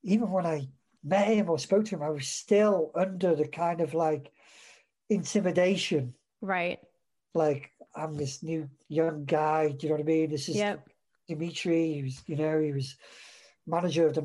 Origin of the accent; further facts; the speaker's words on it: Welsh, Wales, United Kingdom; I'm Welsh as well